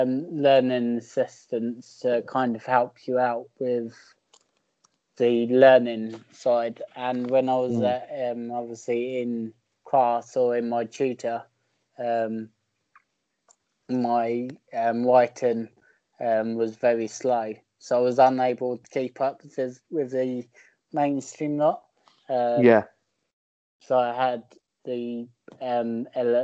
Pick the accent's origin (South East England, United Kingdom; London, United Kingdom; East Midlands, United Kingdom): South East England, United Kingdom; Bognor Regis; I'm from Bognor